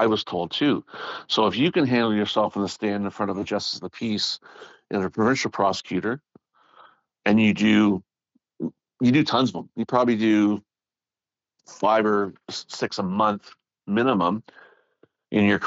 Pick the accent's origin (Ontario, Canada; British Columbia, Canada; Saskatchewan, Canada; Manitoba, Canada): Ontario, Canada; near Toronto; I'm from here